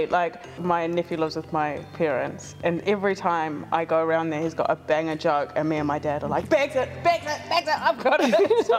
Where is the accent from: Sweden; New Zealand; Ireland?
New Zealand; Auckland; I'm a single mother, I'm Māori and I'm from South Auckland.